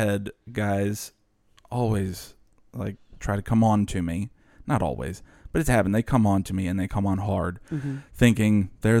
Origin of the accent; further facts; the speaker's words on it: New Orleans, Louisiana, United States; Like growing up in the New Orleans area, you meet so many different types of people.